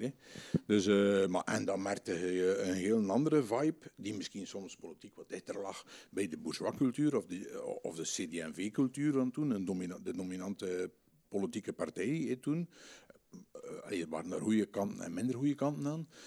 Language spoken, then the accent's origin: Dutch; Aarsele, Flanders, Belgium; now in Kortrijk, Belgium; ik kom eigenlijk van Aardelbeke